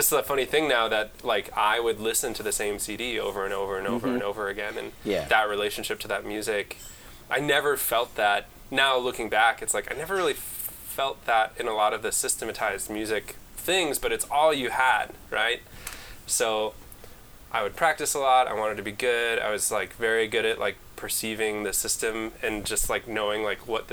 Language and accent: English; Chicago, Illinois, United States; also born or lived in Wisconsin; now in Twin Cities, United States; I come from Chicago